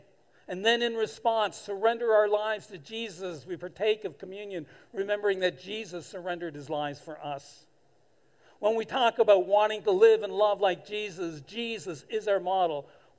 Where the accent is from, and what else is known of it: Canada